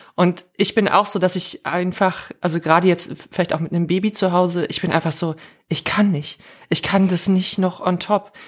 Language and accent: German; the East, eastern Germany, Germany; wir kommen jetzt alle zufällig aus dem Osten